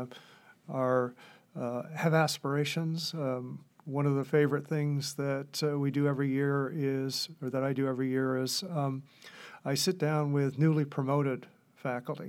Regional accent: Gouverneur, New York, United States; I grew up in Governor, New York, which, uh, at the time was a community of about five thousand people

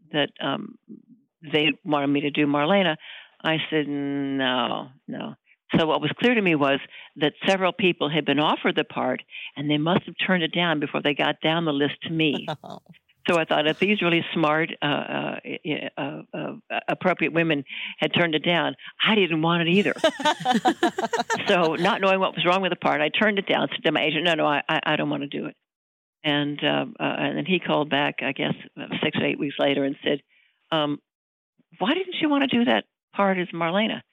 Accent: Florida, United States; moved away as an adult; also born or lived in Milwaukee, Wisconsin; now in Los Angeles, United States; I was raised in Florida. I was born in Milwaukee. And my family moved to Florida when I was about 8 years old

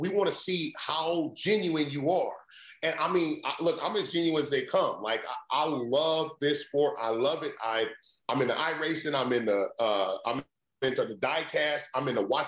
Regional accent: Indiana, United States; growing up in Indiana, I mean, I played football, basketball, and I ran track.

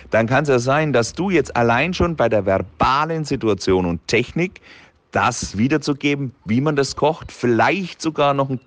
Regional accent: Bavaria, Germany; Ich glaube, ich, ich, ich bleibe beim Deutschen. Kann ich als Franke auch nicht richtig.

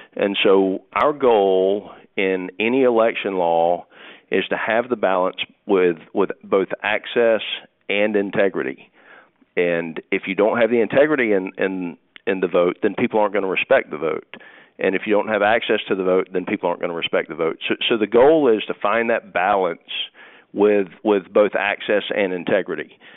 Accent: United States; I'm an American

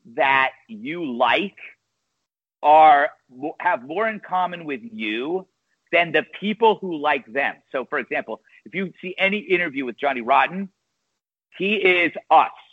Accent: West Coast, United States; moved away; I'm from the West Coast.

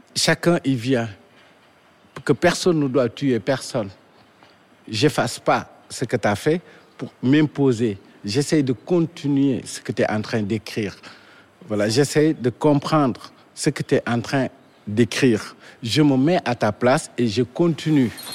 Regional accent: Dakar, Senegal; Je suis né à Dakar, précisément à la Médina

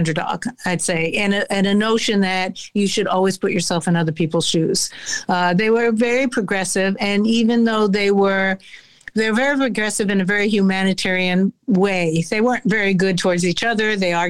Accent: United States; I'm very clear that I'm American. I grew up here. I'm also Jewish, but so there's a very clannishness often among Jews.

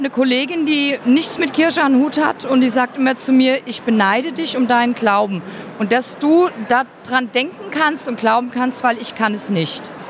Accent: Hesse, Germany; Bei uns in Hessen gibt es eigentlich Weizenbier

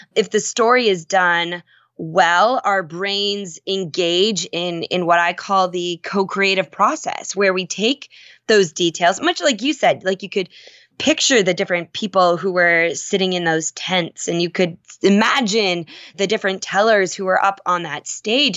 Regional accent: Minnesota, United States; I grew up in Minnesota

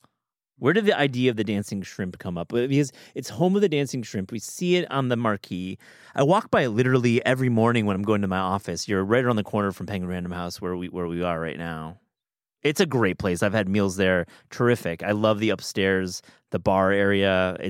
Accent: Kalamazoo, Michigan, United States; now in New York, United States; West Michigan, Kalamazoo.

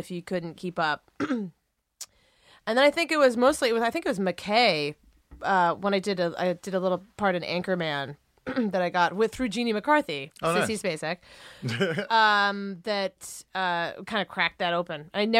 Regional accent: Ohio, United States; I mean, I'm from Ohio.

